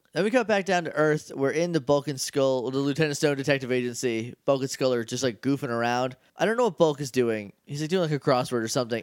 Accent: New Hampshire, United States; I'm from New Hampshire

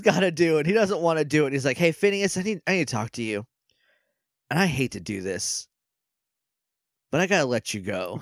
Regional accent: New Hampshire, United States; I'm from New Hampshire

